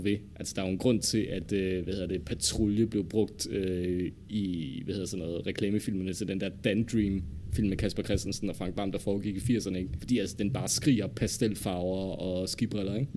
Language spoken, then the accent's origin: Danish; Denmark; vi som danskere har behov for